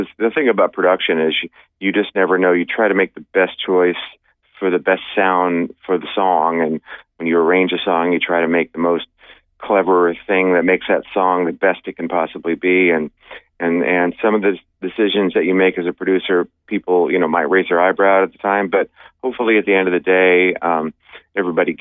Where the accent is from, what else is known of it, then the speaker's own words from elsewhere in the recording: Sacramento, California, United States; growing up in Northern California, in Sacramento